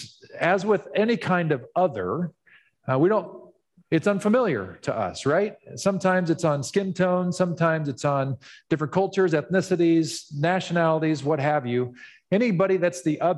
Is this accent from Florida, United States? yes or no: no; Ottawa, Kansas, United States; we moved from Kansas City when I was 8 years old to a small town in Kansas called Ottawa, Kansas